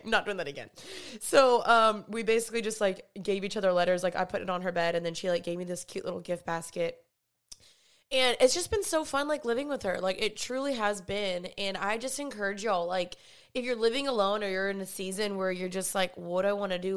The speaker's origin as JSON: {"language": "English", "town": "Dallas", "region": "Texas", "country": "United States", "also_born_or_lived": "California", "moved": "as an adult", "said": "I'm from Dallas."}